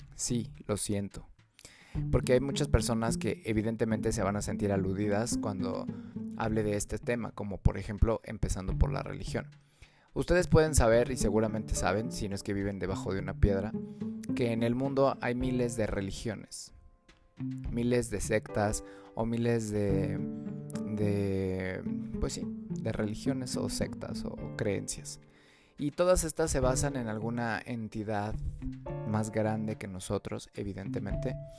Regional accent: Mexico; yo soy de México

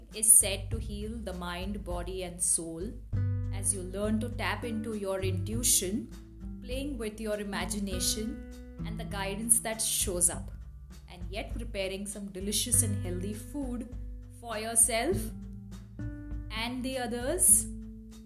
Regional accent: Mumbai, Maharashtra, India; moved away as an adult; now in Bir, India; I am originally from Mumbai

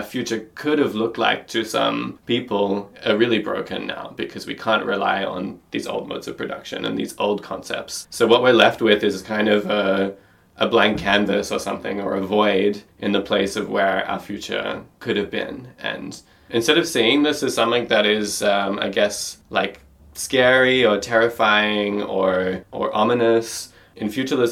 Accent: Australia; now in Berlin, Germany; I'm an Australian artist based in Berlin

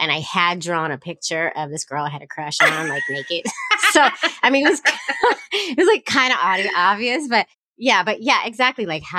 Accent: San Francisco, California, United States; I'm from San Francisco. So queer thing.

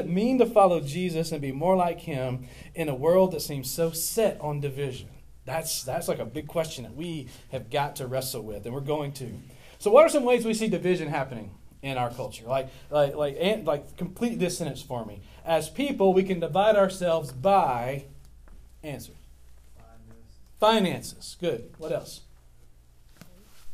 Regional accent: West Monroe, Louisiana, United States; I grew up in West Monroe, Louisiana. I went to West Monroe High School.

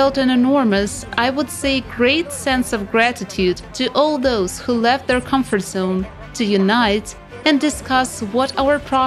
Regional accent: Albania; now in Italy; I'm currently living in Italy, but I'm originally from Albania.

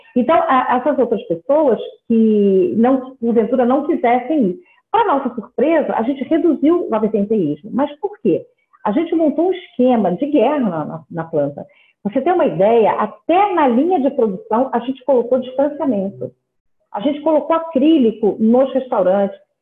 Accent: Rio de Janeiro, Brazil; Eu sou carioca

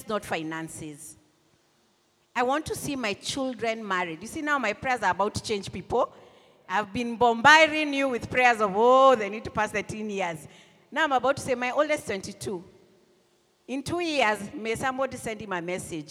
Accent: Nairobi, Kenya; I grew up in Buru

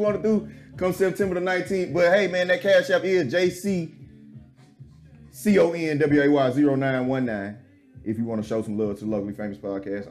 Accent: Houston, Texas, United States; I'm from Houston.

